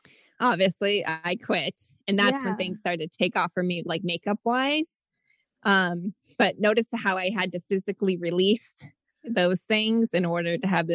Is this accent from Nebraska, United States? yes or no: yes; Nebraska, United States; moved away as an adult; also born or lived in Virginia; I'm actually from Nebraska.